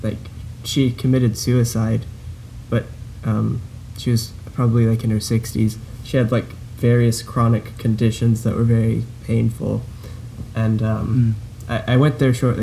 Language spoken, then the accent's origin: English; Houston, Texas, United States; now in Louisiana, United States; where I grew up in Houston, downtown